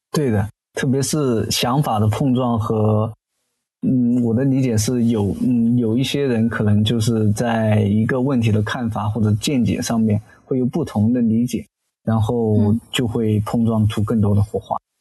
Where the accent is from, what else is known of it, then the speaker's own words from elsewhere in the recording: Zhijiang, Hunan, China; 我的家乡呢，是湖南怀化的芷江